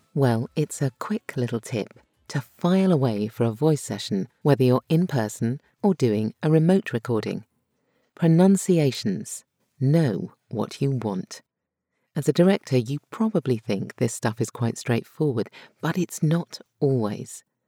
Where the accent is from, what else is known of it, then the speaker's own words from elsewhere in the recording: United Kingdom; accent: Brit; my Brit accent